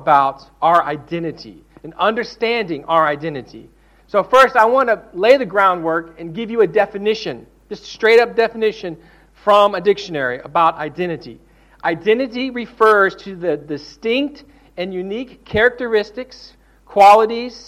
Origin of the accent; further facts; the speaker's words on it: the South, United States; I'm from the South